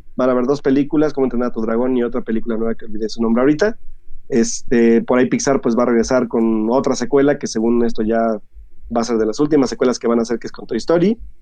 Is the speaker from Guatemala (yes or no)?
no; Mexico; nosotros que somos mexicanos